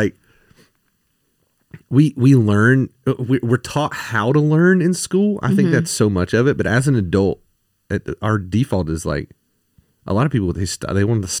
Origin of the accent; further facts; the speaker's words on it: South Carolina, United States; Listen, I grew up in South Carolina. We have some country names.